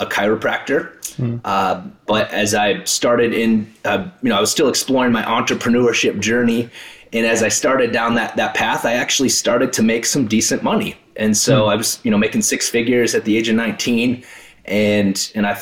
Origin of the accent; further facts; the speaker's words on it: South Dakota, United States; I grew up in South Dakota